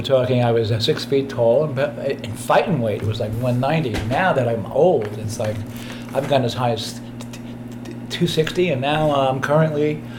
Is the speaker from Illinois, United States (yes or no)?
no; New York City, New York, United States; also born or lived in Tampa, Florida / Tucson, Arizona; now in San Francisco, United States; Born in Tampa, Florida, but at the age of 2 weeks, I was moved to New York City, where I spent most of my formative years.